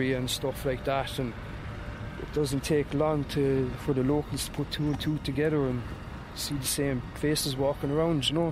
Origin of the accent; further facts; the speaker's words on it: Ireland; that sense of being Irish and being proud